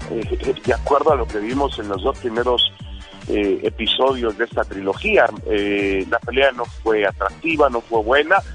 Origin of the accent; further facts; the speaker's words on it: Mexico; ya sabes cómo somos los mexicanos de tercos